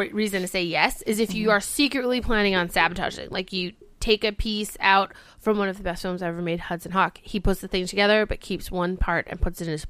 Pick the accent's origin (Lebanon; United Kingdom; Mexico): United Kingdom; Scotland; Yeah, I'm Scottish.